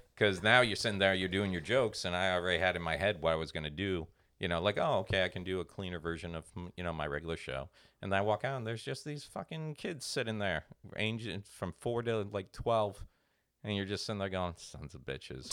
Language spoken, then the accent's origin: English; Port St. Lucie, Florida, United States; my hometown, Port Saint Lucie